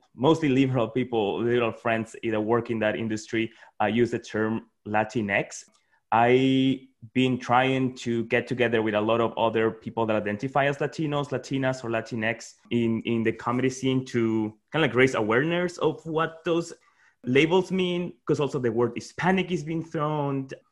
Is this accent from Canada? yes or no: no; Peru; moved away as an adult; now in Washington, DC, United States; I was born and raised in Peru, and, and then I've just been living in DC for eight years